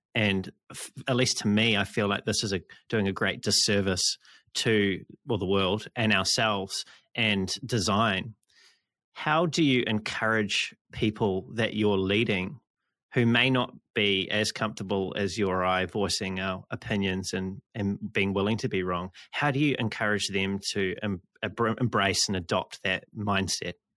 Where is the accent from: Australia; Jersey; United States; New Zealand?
New Zealand; I'm from New Zealand